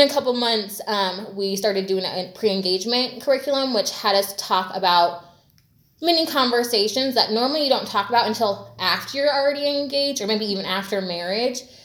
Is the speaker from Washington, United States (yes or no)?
yes; Washington State outside of Seattle, United States; moved away; also born or lived in Bay Area, California / Southern California; I grew up in Washington State outside of Seattle.